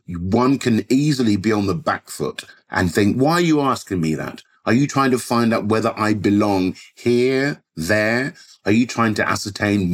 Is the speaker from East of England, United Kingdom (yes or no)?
no; London, United Kingdom; growing up in Southwest London.